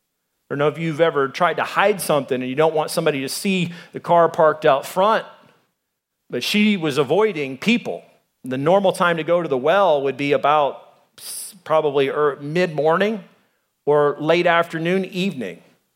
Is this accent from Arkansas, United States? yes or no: yes; Arkansas, United States; now in Arizona, United States; I came from Arkansas. There's racist people there. There's racist people here in Arizona.